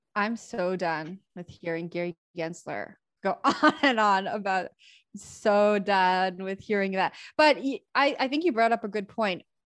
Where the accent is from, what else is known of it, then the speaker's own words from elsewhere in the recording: Canada; also born or lived in Toronto; So I'm from Canada. I live in Toronto